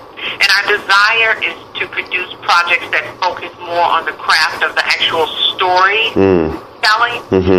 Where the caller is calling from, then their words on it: San Bruno, California, United States; I'm calling from San Francisco, where I live. Actually, it's San Bruno.